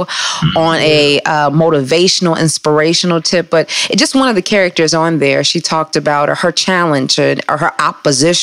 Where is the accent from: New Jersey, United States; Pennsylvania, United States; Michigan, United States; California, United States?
Michigan, United States; Detroit; I'm from Detroit. What up, though? Right there off of 8 Mile between Evergreen and Lasher. And I'm just a Detroit girl